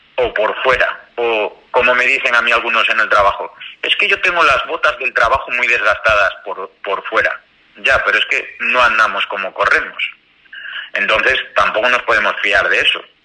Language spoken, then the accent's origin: Spanish; León, Castile and León, Spain; yo soy de León y en León tenemos una tienda referencia